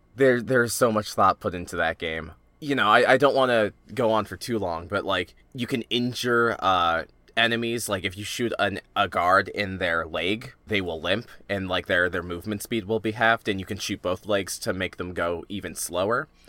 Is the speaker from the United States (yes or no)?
yes; United States; I am an American living in the twenty tens